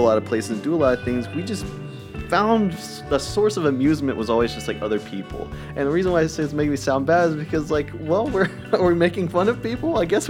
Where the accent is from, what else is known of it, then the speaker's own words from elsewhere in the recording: Atlanta, Georgia, United States; I'm from Atlanta, and we were not of great financial means.